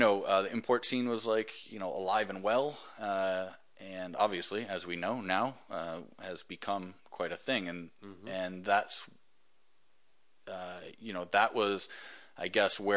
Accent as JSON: {"language": "English", "region": "Hawaii", "country": "United States", "tie": "born or raised there", "said": "I was born in Hawaii"}